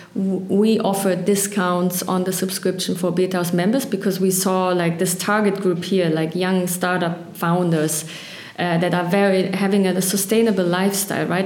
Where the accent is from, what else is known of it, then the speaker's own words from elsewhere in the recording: Berlin, Germany; I was born on the east and have gone through a lot through Berlin.